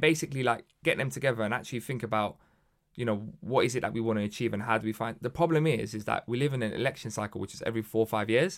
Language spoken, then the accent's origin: English; London, United Kingdom; born or raised there